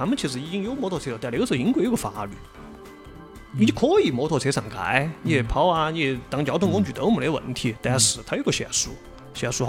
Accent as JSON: {"language": "Chinese", "country": "China", "said": "这个我们中国人有一句话，一般叫啥？我们一门三杰嘛。"}